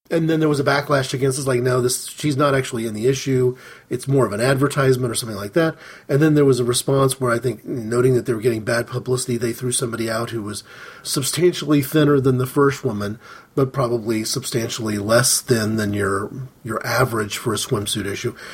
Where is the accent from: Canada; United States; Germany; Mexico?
United States; As an American, as an American fan of soccer